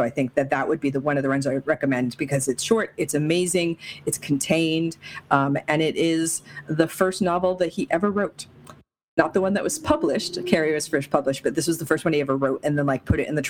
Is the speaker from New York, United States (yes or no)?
no; Nevada, United States; I am from Nevada